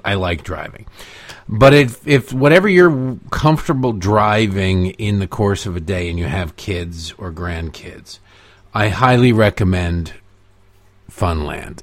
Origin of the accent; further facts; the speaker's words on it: United States; I am a Native American